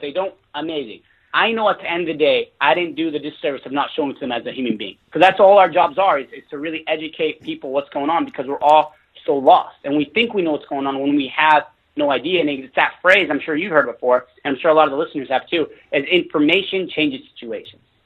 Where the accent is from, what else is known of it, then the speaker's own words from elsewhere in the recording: Fresno, California, United States; moved away as an adult; also born or lived in Los Angeles, California; I was living in my hometown where I grew up. It was called Fresno, California.